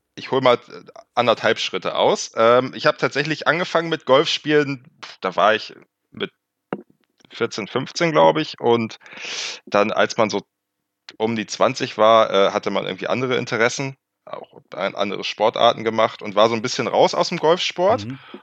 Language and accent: German; Northern Germany, Germany; Ich komme aus dem Norden